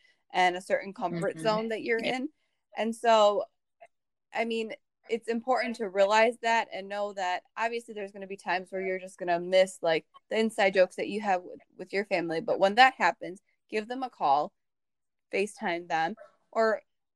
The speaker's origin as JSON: {"language": "English", "country": "Bosnia & Herzegovina", "also_born_or_lived": "Germany", "moved": "yes", "said": "I came obviously from Bosnia, then I lived in Germany for some time"}